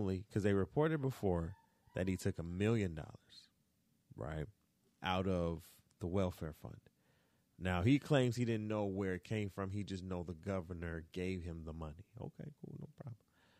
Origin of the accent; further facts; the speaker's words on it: Florida, United States; born there; I was born in the South. I was born in Florida, but that deep Southern strength, that's a different type of strength.